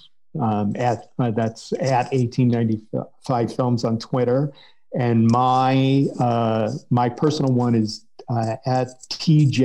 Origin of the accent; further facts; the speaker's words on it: Cleveland, Ohio, United States; I grew up in Cleveland, Ohio